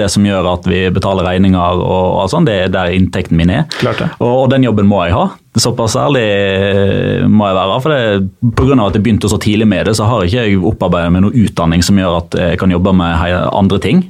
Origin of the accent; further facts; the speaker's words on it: Norway; fordi jeg er norsk.